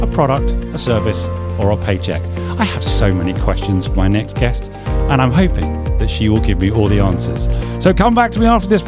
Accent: London, United Kingdom; I'm a Londoner

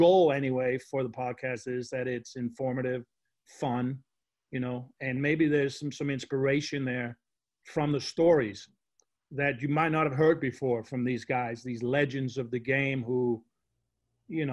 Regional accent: Denmark; I grew up in Denmark

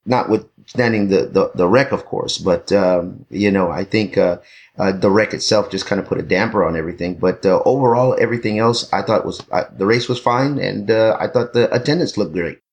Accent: Texas, United States; now in Los Angeles, United States; I'm from Texas

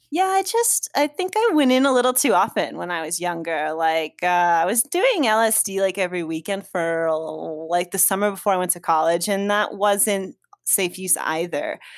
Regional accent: Sparta, New Jersey, United States; moved away; I'm from North Jersey, L, Sussex County, Sparta

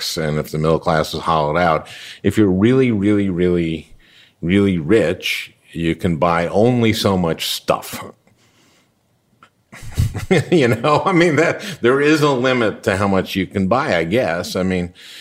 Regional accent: St. Louis Park, Minnesota, United States; I grew up in St. Louis Park, Minnesota, in a ring suburb.

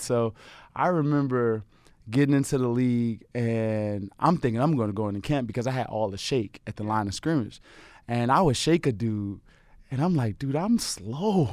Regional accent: Chicago, Illinois, United States; moved away as an adult; my grandmother had a, you know, house on the south side of Chicago. We grew up in the Art Guild

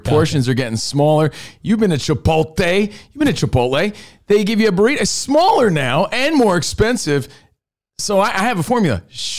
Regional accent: Union, New Jersey, United States; And, dude, speaking of New York, growing up in New Jersey, I'm from Union, New Jersey. I would take the Lincoln Tunnel to New York City.

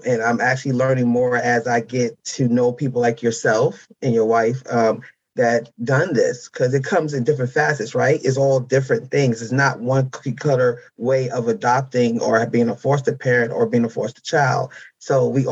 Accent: Mount Vernon, New York, United States; moved away; also born or lived in Harlem, New York City / New Jersey; my adoptive parents took me home to Mount Vernon, New York, where I was raised. Majority of my raising was there. Then I moved to Jersey.

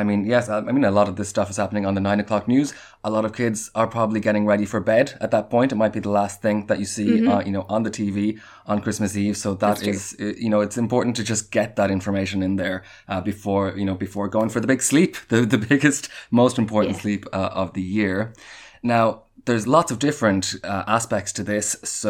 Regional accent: Galway, Connacht, Ireland; the University of Galway, my hometown

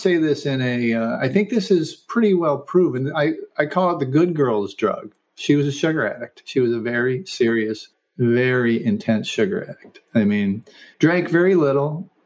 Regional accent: Syracuse, New York, United States; now in Los Angeles, United States; Central New York. Syracuse, in the middle of the Finger Lakes

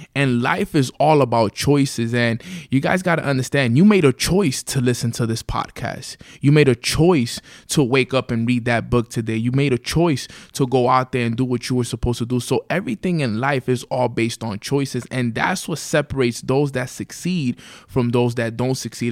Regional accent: New York City, New York, United States; we grew up in Washington Heights, New York City

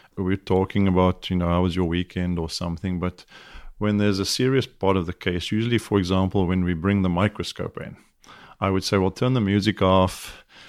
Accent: South Africa; moved away as an adult; now in United States; I'm South African, I have a bit of an accent

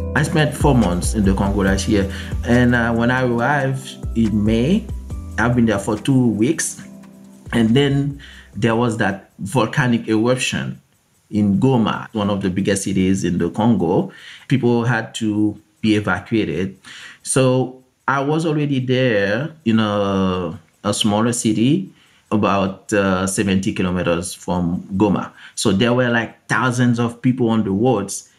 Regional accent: Haiti; I was born and raised in Haiti, in the Caribbean.

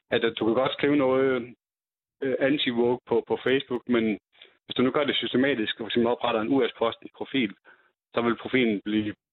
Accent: Jutland, Denmark; ude i Jylland, der hvor jeg kommer fra

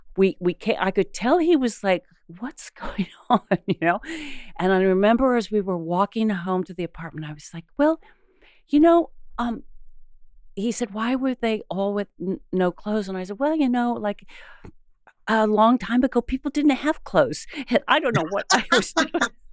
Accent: Ohio, United States; growing up in Ohio

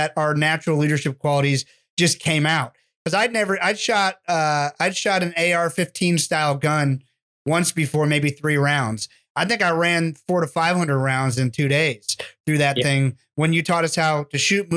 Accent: Florida, United States; I'm from Florida.

